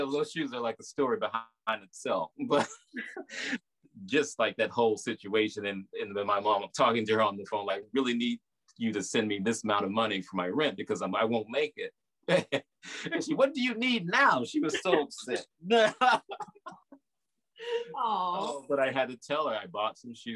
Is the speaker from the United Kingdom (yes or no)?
no; the South, United States; accent: Southern; moved away as an adult; now in New York, United States; my Southern accent